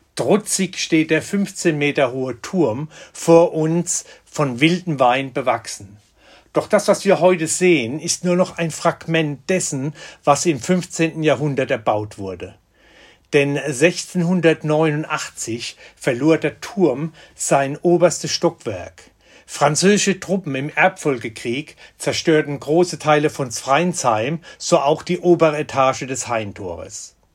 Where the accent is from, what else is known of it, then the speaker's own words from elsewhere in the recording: Rhineland-Palatinate, Germany; bei uns in der Pfalz